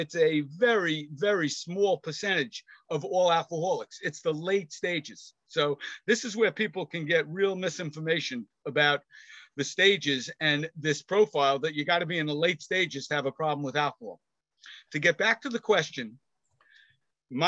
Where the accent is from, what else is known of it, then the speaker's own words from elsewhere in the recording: New York City, New York, United States; I grew up in Queens